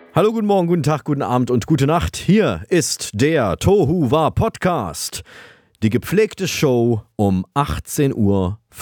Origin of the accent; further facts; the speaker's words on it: Vienna, Austria; bei uns in Wern